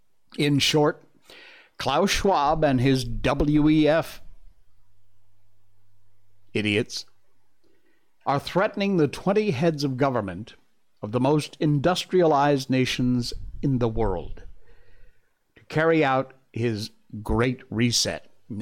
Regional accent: Connecticut, United States; accent: neutral American; I'm from Connecticut, so I have what I consider to be kind of a neutral American accent.

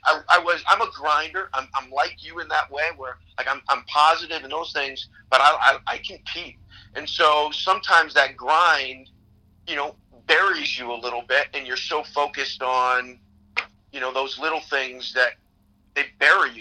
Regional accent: Chicago, Illinois, United States; I grew up in the Jordan era in Chicago

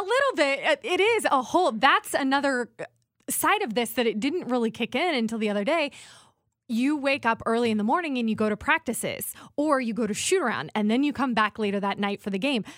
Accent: Indiana, United States; moved away; my roots growing up in Indiana.

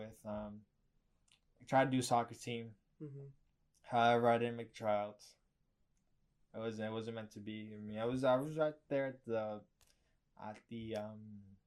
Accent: New York City, New York, United States

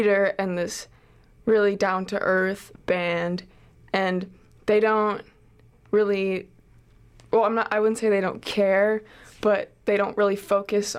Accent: Minneapolis, Minnesota, United States; now in Chicago, United States; I'm from Minneapolis

